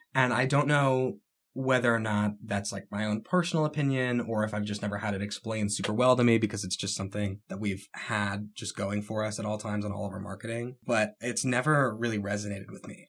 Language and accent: English; Haymarket, Virginia, United States; also born or lived in Texas / Crystal City, Virginia; I grew up in Haymarket, Virginia